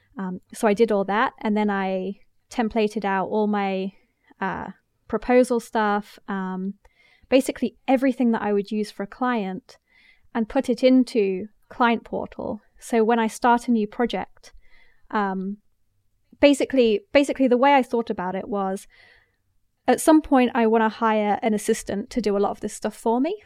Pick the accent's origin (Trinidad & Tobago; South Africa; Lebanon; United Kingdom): United Kingdom; England; moved away as an adult; now in United States; I'm English, but I'm living in the States